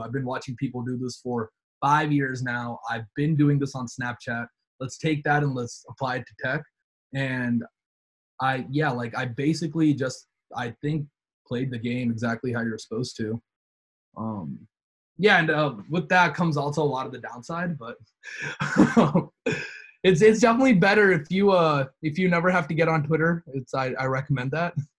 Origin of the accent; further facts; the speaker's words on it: North Carolina, United States; we're all from North Carolina.